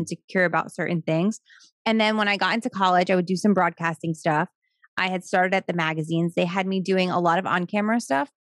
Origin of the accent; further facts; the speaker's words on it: Wayne, New Jersey, United States; also born or lived in Florida; I grew up in New Jersey